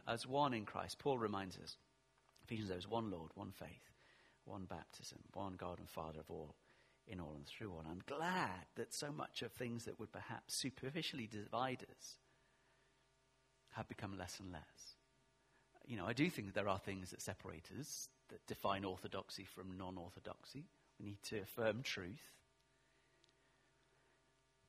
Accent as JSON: {"language": "English", "region": "England", "country": "United Kingdom", "said": "I am English"}